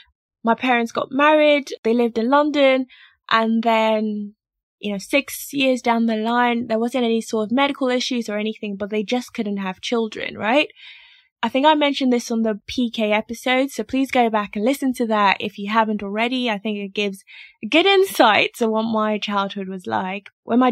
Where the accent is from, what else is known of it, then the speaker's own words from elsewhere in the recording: Lagos, Nigeria; my parents are Nigerian, I'm Nigerian, but they moved to Nigeria as missionaries. So missionaries technically, but they were in their home country. So I grew up in Lagos, Nigeria